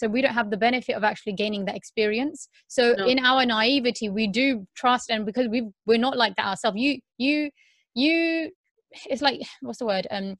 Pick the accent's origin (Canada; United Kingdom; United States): United Kingdom; a lot of the girls who are Muslim, like us brought up here, people assume, oh, we're British